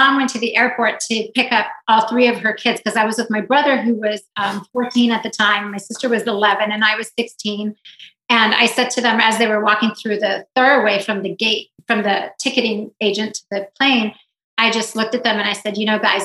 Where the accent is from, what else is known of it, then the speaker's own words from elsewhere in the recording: South Africa; moved away; also born or lived in Israel; I was born in Israel. I was raised in South Africa